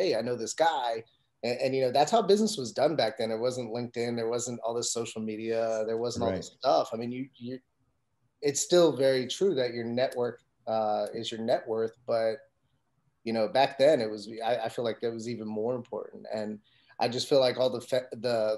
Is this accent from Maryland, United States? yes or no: yes; Montgomery County, Maryland, United States; also born or lived in Silver Spring, Maryland / Takoma Park, Maryland / Gaithersburg, Maryland; I'm a Montgomery County kid. I grew up the really early years of my life in Silver Spring, the Tacoma Park area. And then as I got to like my teenage years, I was out in Gaithersburg, Maryland